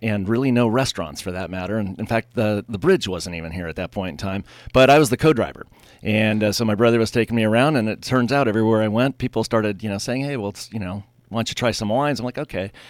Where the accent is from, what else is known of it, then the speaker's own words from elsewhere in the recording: Pasadena, California, United States; moved away; I grew up in Southern California, So in the Pasadena area